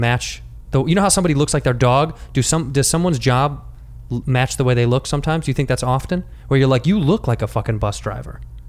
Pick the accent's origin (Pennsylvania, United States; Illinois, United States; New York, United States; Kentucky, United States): Illinois, United States; Chicago